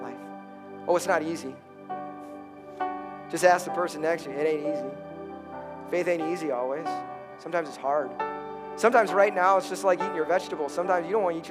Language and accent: English; Chicago, Illinois, United States; I'm from Chicago